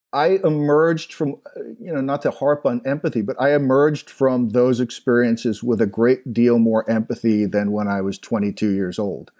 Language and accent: English; Long Island, New York, United States; moved away as an adult; also born or lived in Middle East; now in Lake Norman area, United States; I grew up in Long Island, New York, just outside of New York City, maybe thirty minutes